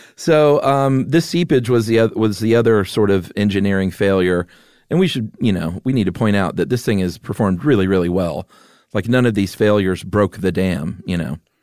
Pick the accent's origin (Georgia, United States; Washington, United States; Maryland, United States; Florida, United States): Georgia, United States; Atlanta; moved away; also born or lived in Yuma; growing up in Atlanta